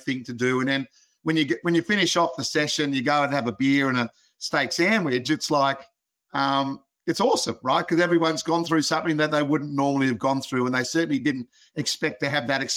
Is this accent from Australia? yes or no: yes; Australia; being an Aussie